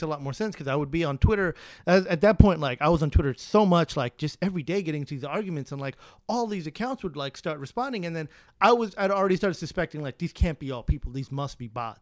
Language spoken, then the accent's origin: English; New York City, New York, United States; also born or lived in Brooklyn; I'm a editor living in Brooklyn, uh, but I'm originally from the Bronx.